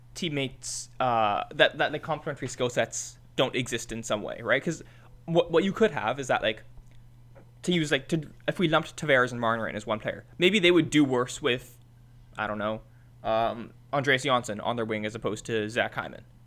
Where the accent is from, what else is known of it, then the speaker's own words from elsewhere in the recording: Mississauga, Ontario, Canada; from Mississauga